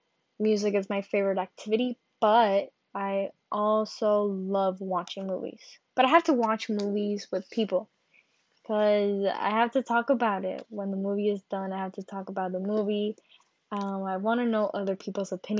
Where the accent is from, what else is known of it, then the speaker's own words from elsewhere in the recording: Carolina, Puerto Rico; I'm from Carolina, Puerto Rico